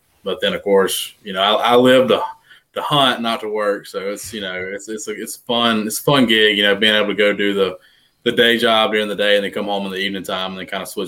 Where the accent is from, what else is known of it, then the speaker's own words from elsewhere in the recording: Yazoo City, Mississippi, United States; also born or lived in Ackerman, Mississippi; I'm from Yazoo City, Mississippi, around the edge of the Delta. And I grew up in Mississippi, kind of bounced around a little bit.